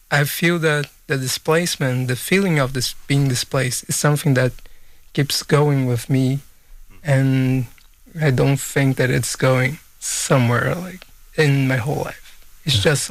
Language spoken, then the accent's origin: English; southern Brazil, Brazil; also born or lived in Manaus, Brazil; I was born in Manaus, as I stated, and I left there when I was a baby, and I lived like in the southern part of Brazil for most of my life, and then I came back to live in Manaus as a teenager.